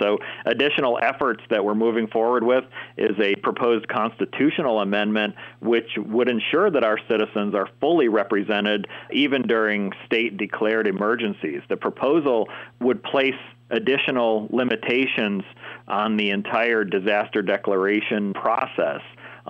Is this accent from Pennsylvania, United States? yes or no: yes; Turtle Point, Pennsylvania, United States; my hometown of Turtle Point